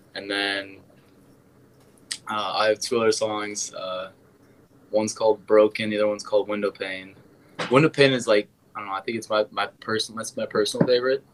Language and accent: English; Wisconsin, United States; also born or lived in Iowa; I'm from Wisconsin